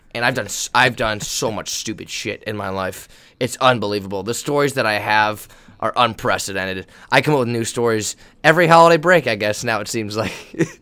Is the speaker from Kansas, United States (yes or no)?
no; Northern California, United States; I'm from Northern California, Joe and I are from Northern California